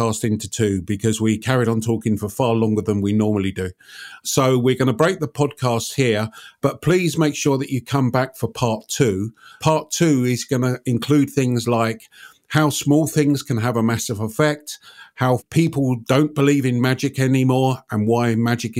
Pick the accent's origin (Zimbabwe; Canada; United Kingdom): United Kingdom; I'm British